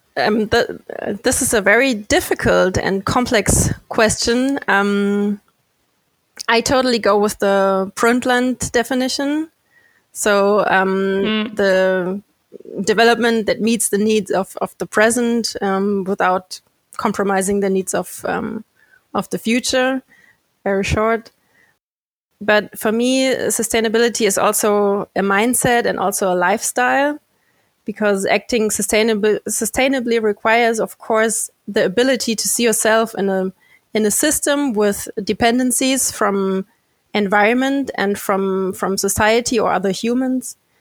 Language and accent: English; a city very close to Frankfurt, Hesse, Germany; born and raised in Germany, a city very close to Frankfurt